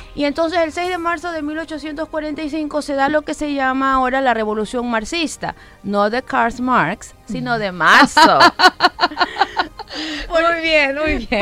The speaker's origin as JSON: {"language": "Spanish", "region": "Manabí", "country": "Ecuador", "moved": "yes", "lives_now": "Guayaquil, Ecuador"}